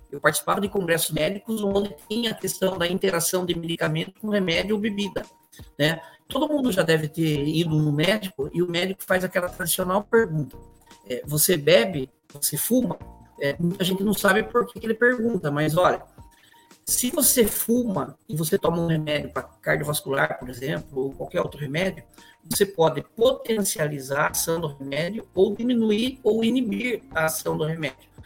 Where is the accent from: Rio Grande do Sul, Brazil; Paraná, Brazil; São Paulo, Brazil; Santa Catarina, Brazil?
São Paulo, Brazil; Sorocaba; eu nasci e sempre morei em Sorocaba